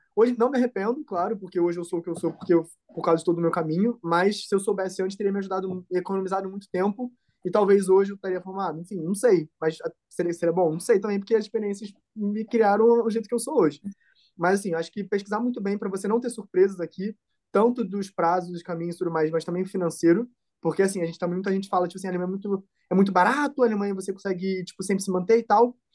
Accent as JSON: {"language": "Portuguese", "region": "Rio de Janeiro", "country": "Brazil", "moved": "as an adult", "lives_now": "Germany", "said": "eu sou do Rio, né? Então é uma cidade grande."}